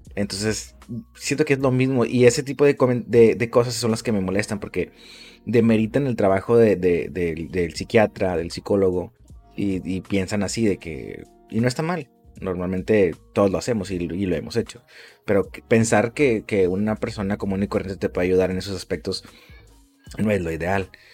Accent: Mexico; somos así los mexicanos

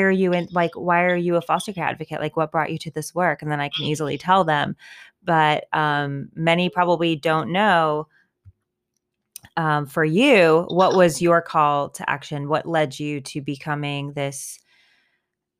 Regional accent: United States; we're American and we're white and we're educated and we're professionals

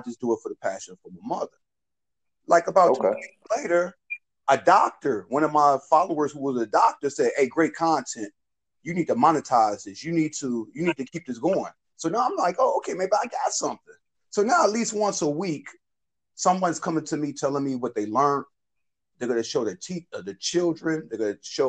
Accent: Chicago, Illinois, United States; I'm from the South Side of Chicago

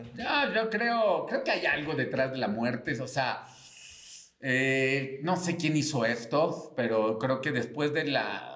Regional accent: Mexico City, Mexico; soy Chilango

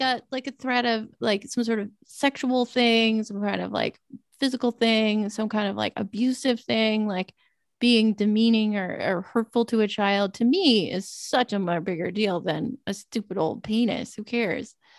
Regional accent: Southern California desert, United States; growing up in Southern California desert

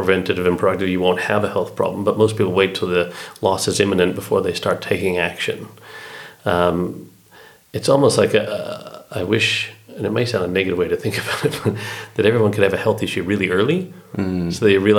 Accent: Canada; As a Canadian.

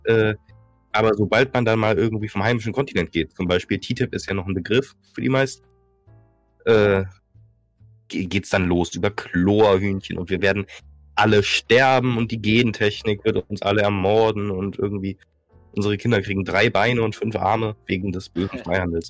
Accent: Northern Germany, Germany; ich bin, ich bin Norddeutscher

